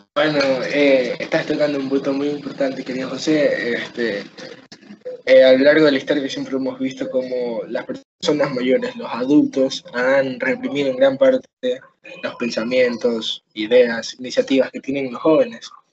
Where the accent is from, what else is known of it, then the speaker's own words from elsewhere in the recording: Ecuador; yo siendo ecuatoriano